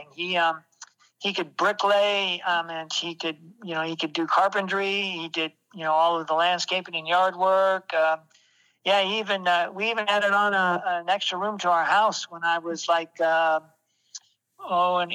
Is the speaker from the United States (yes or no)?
yes; Martinez, California, United States; I grew up in California. I was born in Martinez, California. That's in Northern California